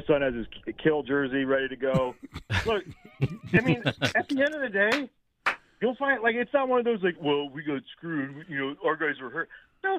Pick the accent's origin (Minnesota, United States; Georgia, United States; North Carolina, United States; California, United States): California, United States; the Bay Area; now in Philadelphia, United States; I grew up in the Bay Area.